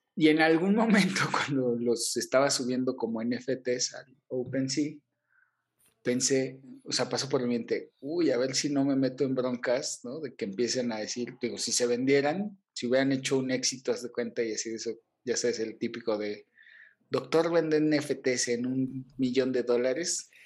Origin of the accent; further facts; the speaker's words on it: Mexico; soy mexicano